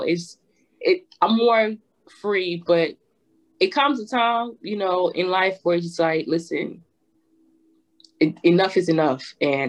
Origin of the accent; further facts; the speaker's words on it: New Jersey, United States; Cause I'm from Jersey, so my house is literally like 30 to 40 minutes away from New York.